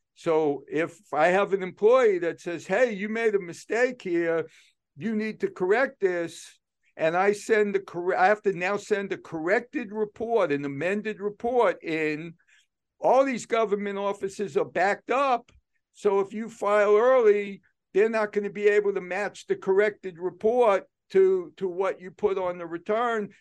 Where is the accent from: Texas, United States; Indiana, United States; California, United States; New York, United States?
New York, United States; New York City; moved away; I grew up in New York City, so I learned to be aggressive with people